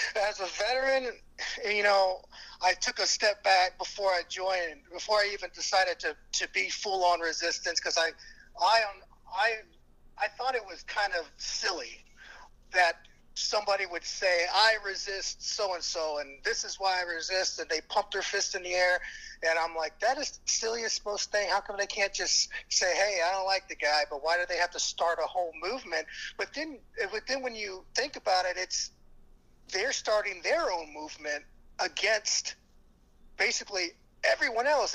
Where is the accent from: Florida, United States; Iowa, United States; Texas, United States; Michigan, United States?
Texas, United States; Kerrville; I'm born and raised in Kerrville, Texas